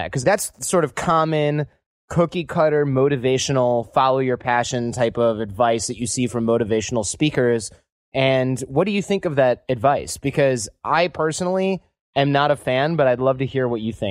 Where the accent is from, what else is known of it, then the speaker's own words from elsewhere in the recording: Midwest, United States; I grew up in the Midwest as well